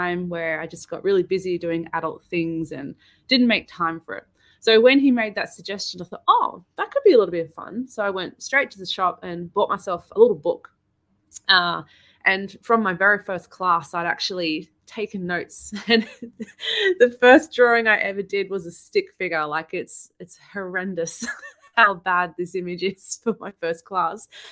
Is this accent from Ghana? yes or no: no; Sydney, New South Wales, Australia; We're both from Sydney